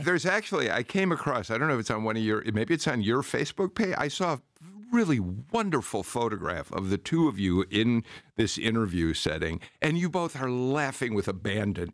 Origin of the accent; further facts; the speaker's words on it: Chicago, Illinois, United States; moved away as an adult; a Chicagoan transplanted here, although many, many years ago now